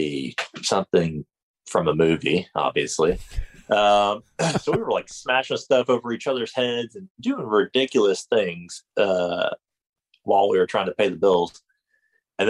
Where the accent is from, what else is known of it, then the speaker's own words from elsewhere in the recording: northern Florida, United States; Grew up in Florida, northern Florida, hunting and surfing at the same time.